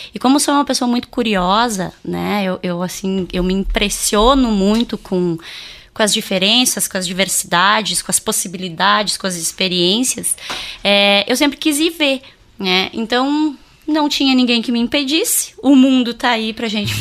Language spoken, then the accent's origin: Portuguese; Três Passos, Rio Grande do Sul, Brazil; moved away as an adult; also born or lived in Bombinhas, Santa Catarina; now in Ijuí, Brazil; no, período da minha adolescência mesmo, lá em Três Passos